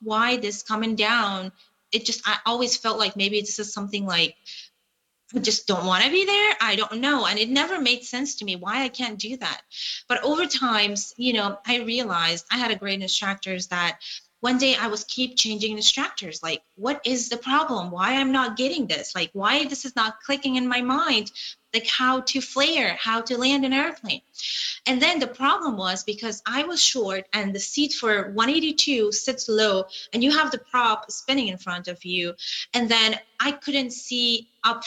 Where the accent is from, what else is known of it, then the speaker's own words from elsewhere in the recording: Kabul, Afghanistan; moved away; I was flying from Kabul, where that was the place that I was living